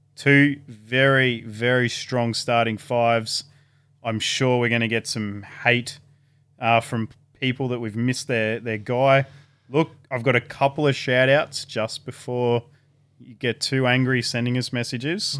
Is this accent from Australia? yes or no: yes; Gosford, New South Wales, Australia; also born or lived in Batemans Bay; I spent about eight years growing up in Gosford and Bateman's Bay.